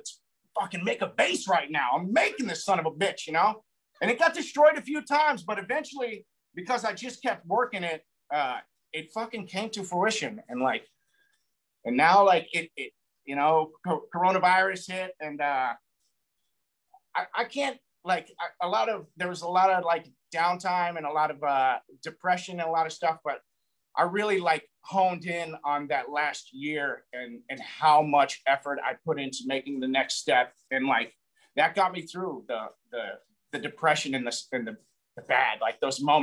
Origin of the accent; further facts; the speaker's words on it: a small town in Colorado, United States; moved away; also born or lived in California / Hollywood; I'm from a small town in Colorado, moved to California, moved to Hollywood, did Hollywood for like 6 years